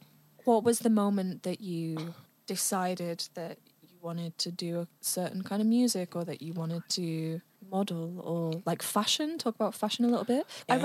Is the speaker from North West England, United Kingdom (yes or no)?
yes; Manchester, North West England, United Kingdom; now in London, United Kingdom; we're from Manchester, and when I first moved to London